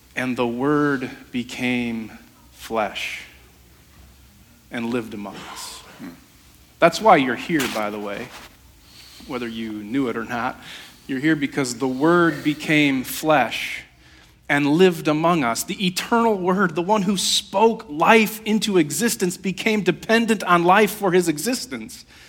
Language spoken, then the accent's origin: English; Holland, Michigan, United States; I grew up on 24th Street, uh, the lumberyard